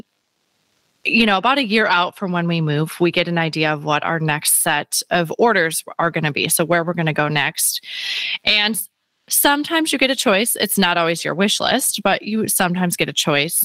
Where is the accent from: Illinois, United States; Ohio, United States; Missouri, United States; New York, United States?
Illinois, United States; Chicago; moved away as an adult; now in San Diego, United States; I'm originally from Chicago. We're living now in San Diego with the military